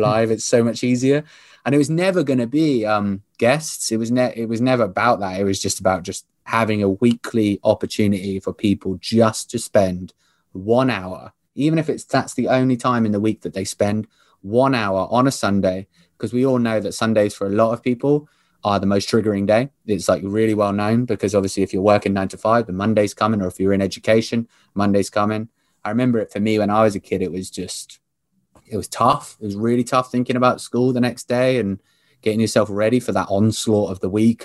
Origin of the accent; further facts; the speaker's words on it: Southampton, South East England, United Kingdom; We are both from Southampton